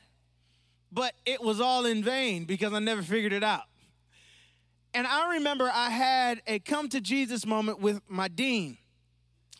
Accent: Pontiac, Michigan, United States; also born or lived in Waterford, Michigan / Oxford, Michigan; I grew up and I was raised in Pontiac, Michigan, not too far from here.

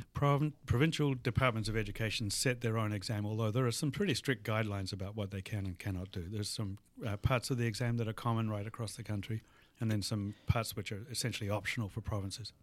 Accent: New Zealand; moved away as an adult; also born or lived in Australia; now in Madison, United States; I was born in New Zealand and, uh, did all of my, uh, tertiary education in Australia

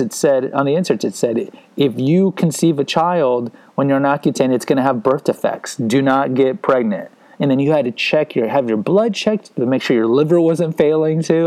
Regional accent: Houston, Texas, United States; also born or lived in San Antonio; I grew up in Houston

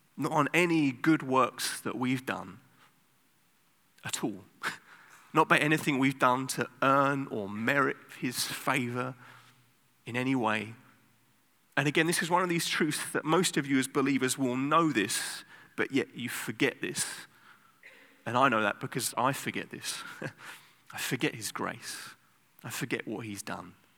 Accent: England, United Kingdom; now in Amsterdam, Netherlands; I'm from England

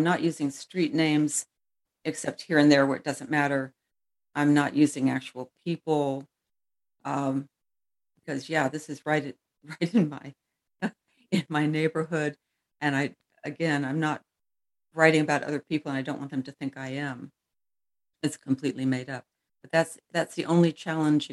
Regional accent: United States; I'm American

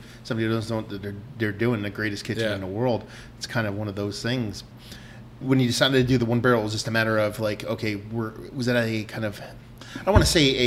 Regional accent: Toms River, New Jersey, United States; I grew up in Tom's River

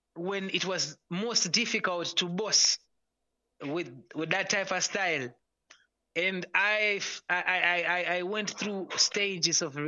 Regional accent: Zimbabwe

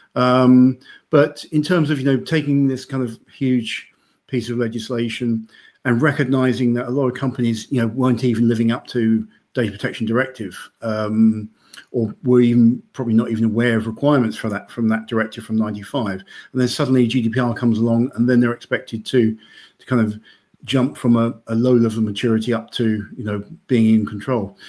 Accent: United Kingdom; now in Denmark; I'm British

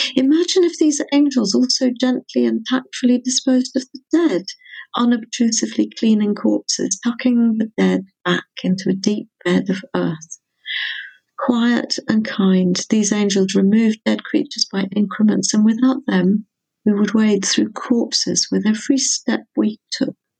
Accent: England, United Kingdom; moved away as an adult; now in Wales, United Kingdom; I'm mostly English, partly Welsh, and I've lived in Wales for decades.

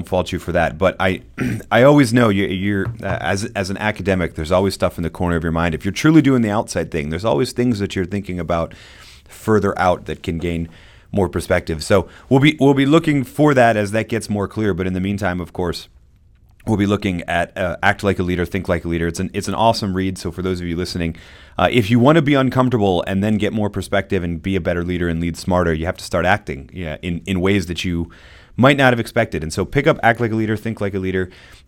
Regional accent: United States; as an American

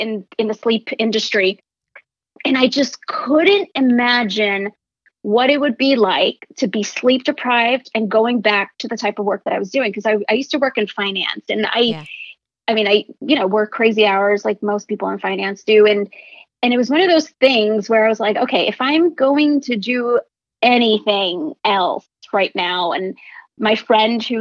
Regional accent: New York, United States; I grew up in New York

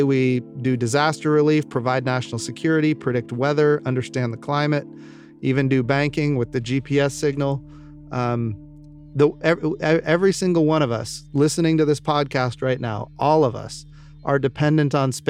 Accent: Oklahoma, United States; Oklahoma, which happens to be my home state

